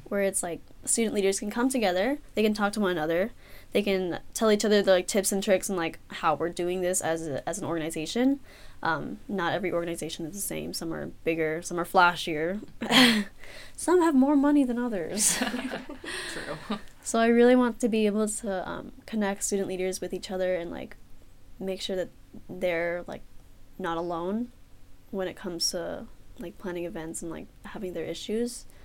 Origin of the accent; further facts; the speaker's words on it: San Francisco, California, United States; I'm from San Francisco, California.